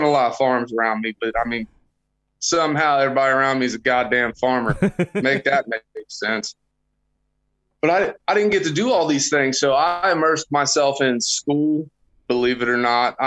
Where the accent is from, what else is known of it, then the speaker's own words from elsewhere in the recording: just south of Cincinnati, Ohio, Kentucky, United States; I grew up just south of Cincinnati, Ohio